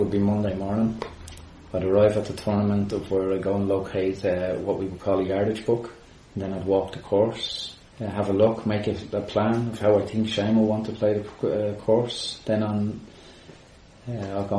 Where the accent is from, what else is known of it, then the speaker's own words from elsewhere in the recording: Bray, County Wicklow, Ireland; I grew up in Bray, close to Woodbrook Golf Club